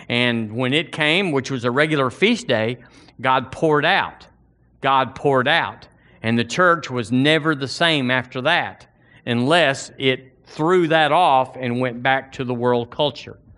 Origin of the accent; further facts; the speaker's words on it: Alabama, United States; I was born and raised in Alabama. This is my home, this is my culture